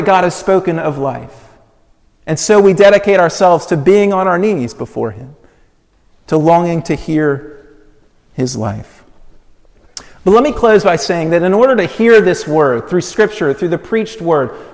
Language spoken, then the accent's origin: English; Colorado Springs, Colorado, United States; moved away as an adult; Colorado Springs, which is my hometown. We didn't live there